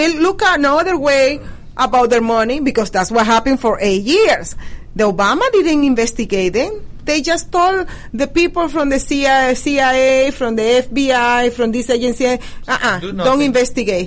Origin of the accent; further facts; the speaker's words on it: Venezuela; now in United States; I was born in Venezuela and I grew up in Venezuela.